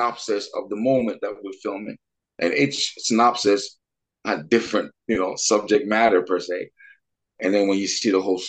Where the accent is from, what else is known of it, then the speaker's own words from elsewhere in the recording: Montreal, Quebec, Canada; now in Vancouver, Canada; We're from Montreal, but we met out here in Vancouver about 20 years ago.